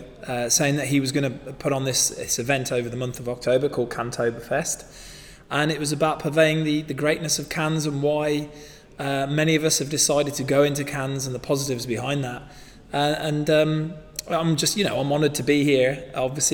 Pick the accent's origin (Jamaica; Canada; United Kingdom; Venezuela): United Kingdom; that comes from being maybe from being British